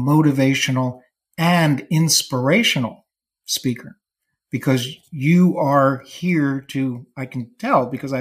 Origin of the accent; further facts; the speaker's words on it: New Jersey, United States; I live in this little corner of New Jersey that I particularly love, was born and raised here